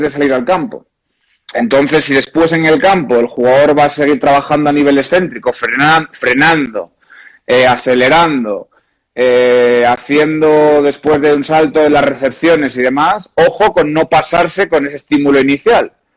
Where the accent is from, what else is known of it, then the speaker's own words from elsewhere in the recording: Oviedo, Asturias, Spain; moved away as an adult; also born or lived in Brazil / Porto, Portugal / Madrid, Spain / Japan; Real Oviedo, que es el equipo de, mi tierra